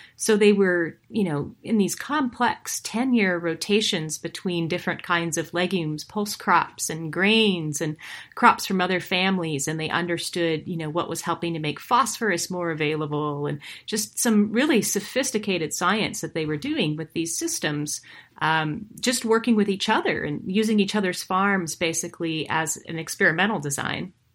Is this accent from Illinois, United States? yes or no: no; Montana, United States; I am originally from the same part of the U S as these farmers. I'm from Montana.